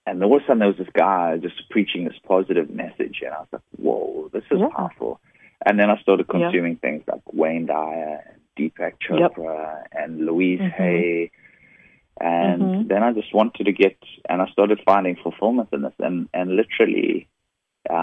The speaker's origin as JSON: {"language": "English", "country": "South Africa", "moved": "as an adult", "lives_now": "San Diego, United States", "said": "this funny, weird accent is from. I'm originally from South Africa. And, I live in San Diego now. I've been living in the U.S. since 2001."}